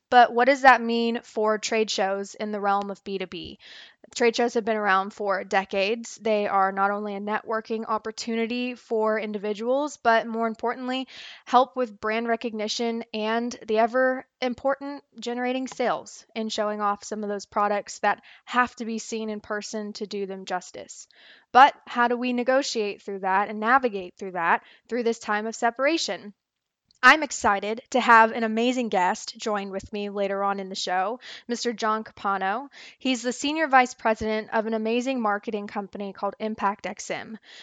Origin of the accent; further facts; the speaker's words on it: Texas, United States; Texas, so my home state